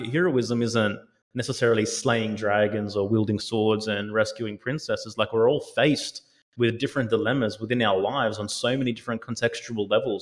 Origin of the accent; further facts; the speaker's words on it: Australia; I'm Aussie, you know, I've lived in Australia most of my life